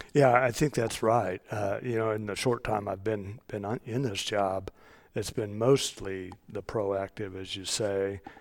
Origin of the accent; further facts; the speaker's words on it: Johnson County, Kansas, United States; also born or lived in Lawrence, Kansas; I'm a native Kansan. I grew up in Johnson County.